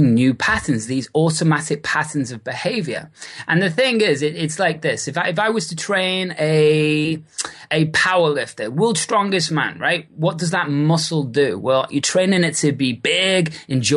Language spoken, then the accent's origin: English; Liverpool, North West England, United Kingdom; moved away as an adult; also born or lived in Australia / New Zealand / Bali; now in California, United States; originally from Liverpool in the UK